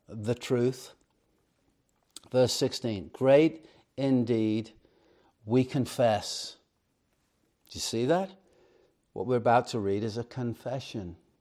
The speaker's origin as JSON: {"language": "English", "town": "Chester", "region": "North West England", "country": "United Kingdom", "tie": "born or raised there", "said": "I grew up in Chester, England"}